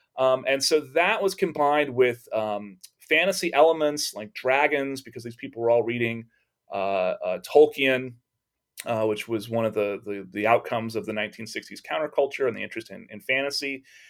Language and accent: English; Texas, United States; growing up in Texas